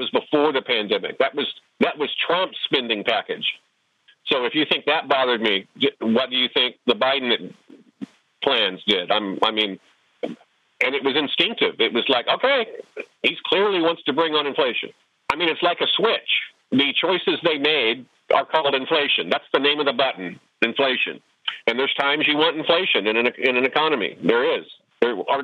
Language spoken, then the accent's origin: English; Oklahoma, United States; where I grew up in Oklahoma